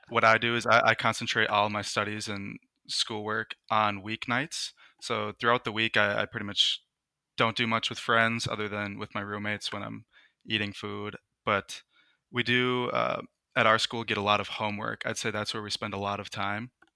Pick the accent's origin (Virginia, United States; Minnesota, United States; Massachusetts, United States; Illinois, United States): Minnesota, United States; I'm from the United States. I've lived in Minnesota my entire life